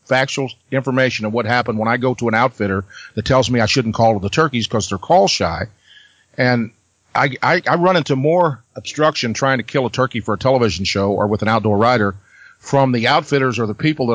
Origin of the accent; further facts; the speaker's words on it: Missouri Ozarks, United States; I'm from the Missouri Ozarks. I grew up on my grandpa's farm, and we lived in that area my entire life.